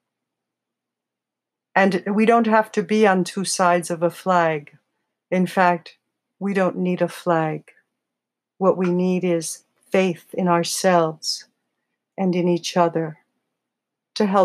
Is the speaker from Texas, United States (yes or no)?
no; New York City, New York, United States; I'm from the Bronx.